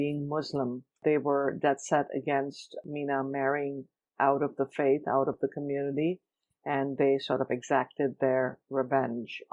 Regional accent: Mumbai, Maharashtra, India; moved away as an adult; now in Cleveland, United States; I was born and raised in Bombay, India. I came to the U.S. when I was 21 to go to grad school to study journalism

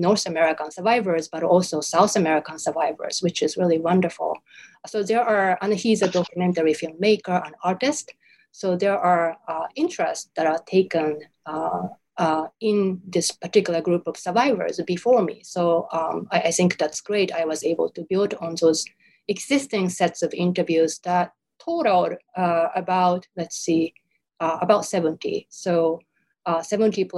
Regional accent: Japan; born or raised there; first language Japanese; English is a second language; moved away as an adult; now in United States

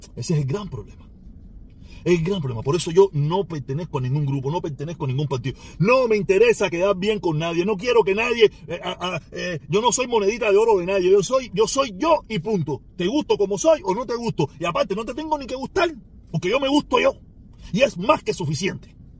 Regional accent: Cuba; now in Miami, United States

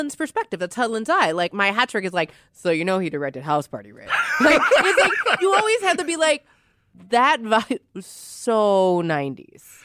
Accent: Louisiana, United States; being from the South, 'cause I'm from Louisiana

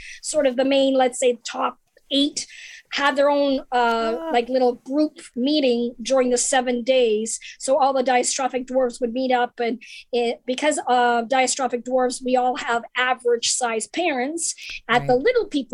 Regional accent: Canada; also born or lived in Norwich, England / Los Angeles / Florida; now in United States; I grew up in Canada

